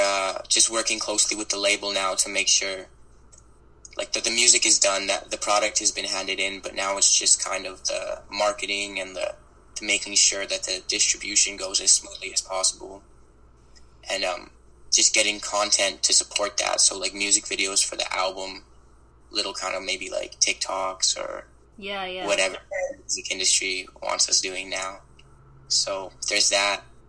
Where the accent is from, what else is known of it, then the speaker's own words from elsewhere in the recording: Vancouver, British Columbia, Canada; also born or lived in Toronto; my team is in my hometown